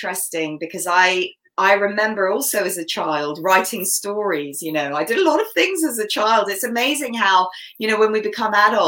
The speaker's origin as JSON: {"language": "English", "country": "Canada", "tie": "born or raised there", "first_language": "English", "said": "my native language is English because I was born in Canada. I was brought up here."}